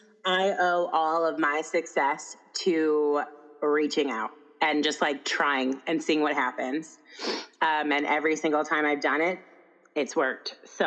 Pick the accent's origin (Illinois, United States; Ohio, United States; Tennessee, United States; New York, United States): Ohio, United States; I actually like realized after I said that, you're going to be like, wait, I'm from Ohio.